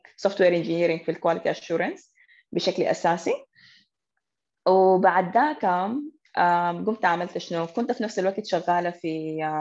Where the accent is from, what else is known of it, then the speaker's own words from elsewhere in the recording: Sudan; احنا كانت كسودانيين وبالذات كنساء سودانيات